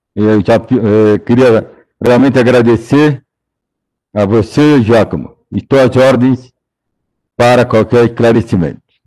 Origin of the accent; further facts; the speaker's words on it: São Paulo, Brazil; sou paulista, paulistano, a vida inteira morei perto de Dante